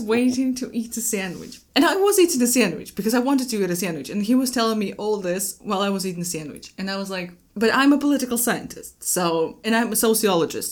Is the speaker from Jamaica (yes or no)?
no; Moscow, Russia